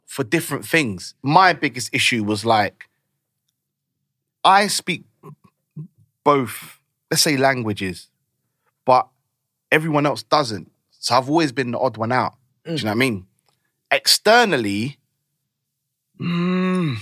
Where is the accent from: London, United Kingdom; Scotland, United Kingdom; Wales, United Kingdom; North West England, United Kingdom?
London, United Kingdom; also born or lived in Africa; I grew up in Northwest